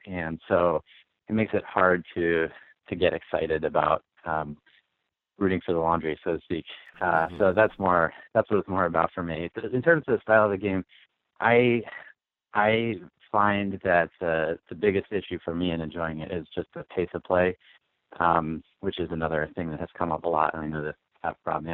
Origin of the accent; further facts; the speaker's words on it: Harrisonburg, Virginia, United States; moved away as an adult; also born or lived in Chicago; I grew up in Harrisonburg, Virginia, small town in the Shenandoah Valley